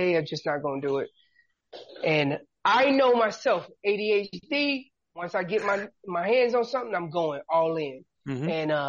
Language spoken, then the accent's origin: English; Hillsborough, North Carolina, United States; also born or lived in Killeen, Texas; Killeen, Texas is where I was born, but I was raised in North Carolina.